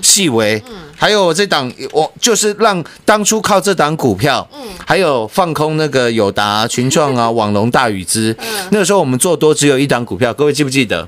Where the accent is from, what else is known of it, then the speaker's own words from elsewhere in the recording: Taiwan; 我们台湾人